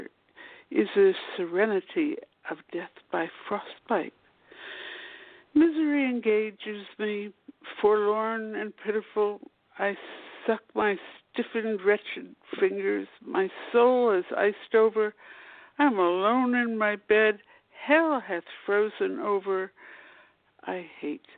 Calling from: Washington, District of Columbia, United States; I'm calling from Washington, D.C.

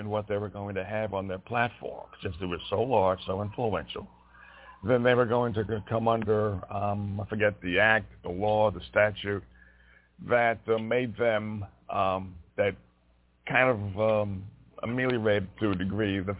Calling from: Montana, United States

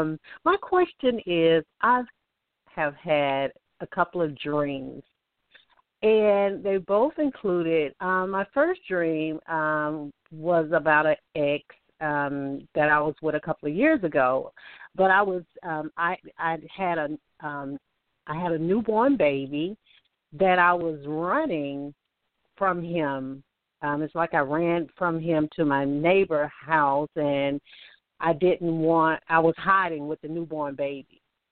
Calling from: Alabama, United States; I'm calling from Alabama.

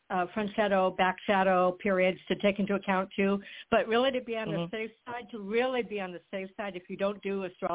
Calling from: Florida, United States; Excuse me, Allison. I'm in Florida.

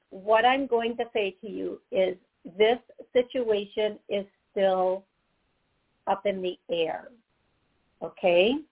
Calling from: Oklahoma City, Oklahoma, United States; I'm calling from Oklahoma City.

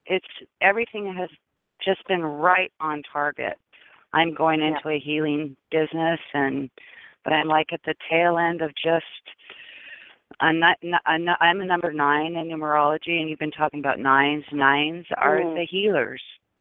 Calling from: Seattle, Washington, United States; Hi, this is …. I'm from Seattle.

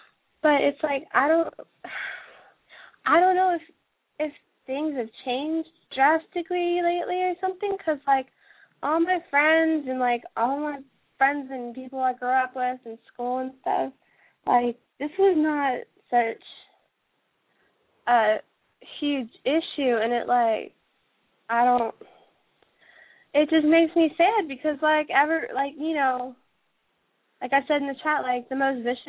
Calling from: Cincinnati, Ohio, United States; I was in the chat room, and I'm calling from Cincinnati.

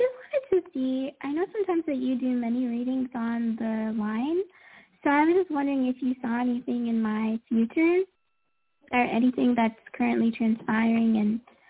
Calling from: Florida, United States; I'm calling from Florida.

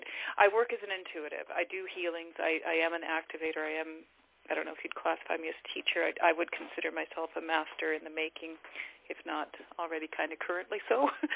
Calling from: British Columbia, Canada; I am calling from British Columbia in Canada.

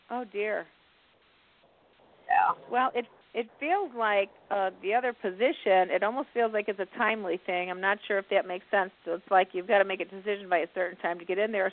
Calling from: Indiana, United States

